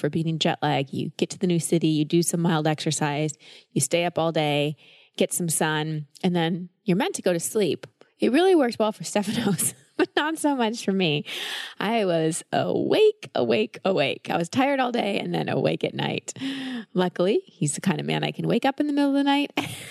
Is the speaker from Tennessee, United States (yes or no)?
no; Texas, United States; Growing up in Texas as a woman, hair is a big deal.